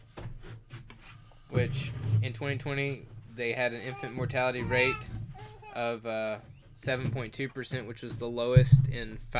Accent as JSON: {"language": "English", "town": "Greenville", "region": "Alabama", "country": "United States", "tie": "born or raised there", "said": "where I grew up in Greenville"}